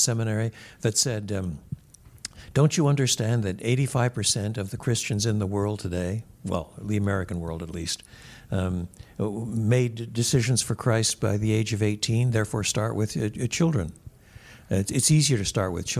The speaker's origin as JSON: {"language": "English", "region": "Quebec", "country": "Canada", "tie": "born or raised there", "said": "I was brought up in the French-speaking world"}